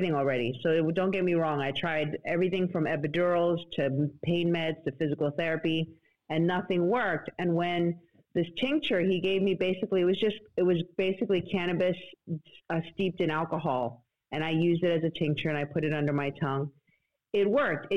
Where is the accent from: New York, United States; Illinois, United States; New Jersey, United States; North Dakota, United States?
New York, United States; New York City; I grew up in the Bronx